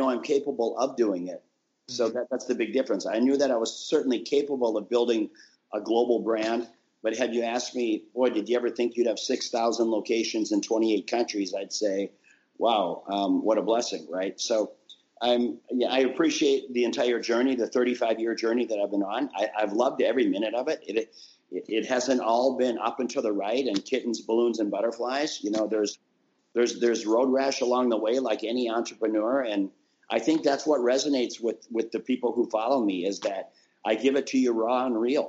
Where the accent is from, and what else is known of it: Minnesota, United States; born or raised there